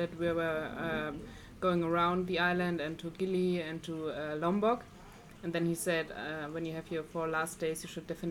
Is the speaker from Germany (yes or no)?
yes; Germany; I'm 25, and I'm from Germany.